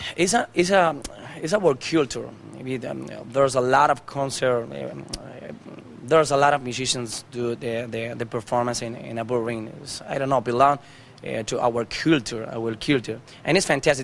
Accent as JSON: {"language": "English", "town": "Almería", "region": "Andalusia", "country": "Spain", "tie": "born or raised there", "second_language": "English", "said": "I was born in Andalusia, you know, in Almeria"}